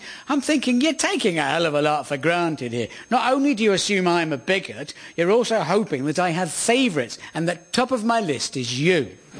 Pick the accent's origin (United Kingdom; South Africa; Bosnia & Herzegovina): United Kingdom; Surrey, South East England; moved away as an adult; also born or lived in Hampshire; now in London, United Kingdom; My identity is human, Anglophone, European, British and English. I'm a Londoner, raised in Surrey, born in Hampshire. I'm aged 53